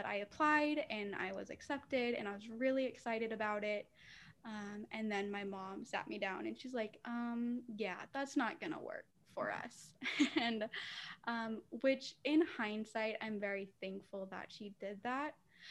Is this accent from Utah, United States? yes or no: yes; St. George, Utah, United States; moved away as an adult; also born or lived in Arizona; I did actually go to a college in my hometown